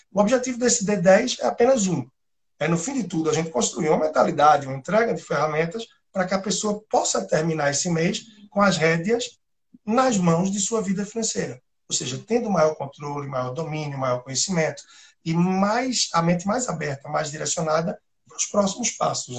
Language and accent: Portuguese; Recife, Pernambuco, Brazil; moved away as an adult; also born or lived in Timor-Leste / Australia / Angola; daqui de Recife, o sotaque não nega tanta coisa